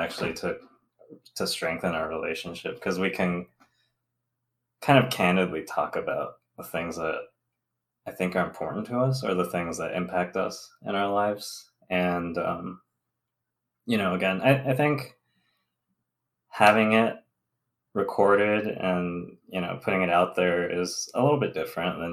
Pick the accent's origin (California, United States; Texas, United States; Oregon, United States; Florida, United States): California, United States; Southern; moved away as an adult; also born or lived in Alabama; now in Michigan, United States; I'm Taiwanese American. I'm age 29 and male. I'm an engineer by education, a Southern California native